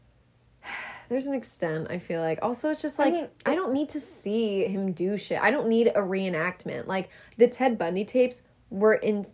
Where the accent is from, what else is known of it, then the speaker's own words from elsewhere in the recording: Midwest, United States; I'm from the Midwest